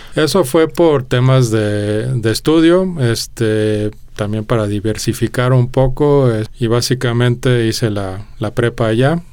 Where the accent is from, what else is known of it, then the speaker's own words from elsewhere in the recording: Mexico City, Mexico; moved away as an adult; also born or lived in Denmark; yo nací en Dinamarca, pero a los dos años nos mudamos a México este, por unas oportunidades de trabajo, este, no mías, pero de mis papás. Y entonces, pues, a esa edad no tienes mucha voz y voto, más bien acompañas a donde vas, ¿no? Este, Llegamos a, a, la Gustavo madero ahí fue donde, donde yo me crié en realidad